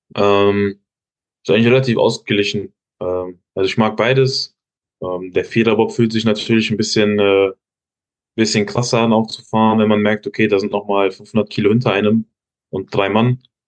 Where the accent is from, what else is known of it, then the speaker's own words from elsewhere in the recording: Giessen, Hesse, Germany; Ich komme ja aus Hessen, aus Gießen